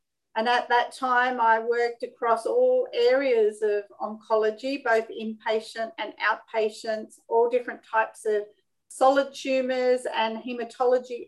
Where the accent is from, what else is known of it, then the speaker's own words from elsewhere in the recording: Sydney, New South Wales, Australia; I'm born and bred in Sydney, Australia